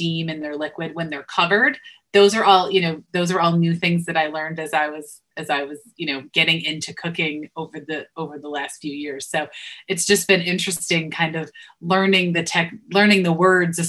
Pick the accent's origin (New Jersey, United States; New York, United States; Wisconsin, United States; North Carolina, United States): New York, United States; Western; I grew up in Western New York, so buffalo wings were a huge, you know, a pretty regular thing